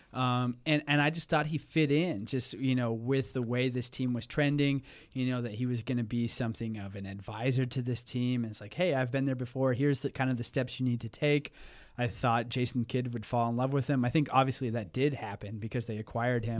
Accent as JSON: {"language": "English", "region": "Oklahoma", "country": "United States", "tie": "born or raised there", "moved": "as an adult", "lives_now": "Wisconsin, United States", "said": "I grew up in Oklahoma, and I decided to leave and come to Wisconsin"}